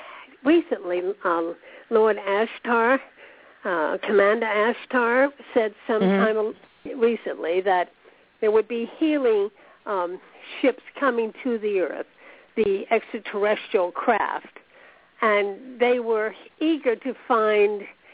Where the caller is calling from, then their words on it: Florida, United States; I'm … from Florida.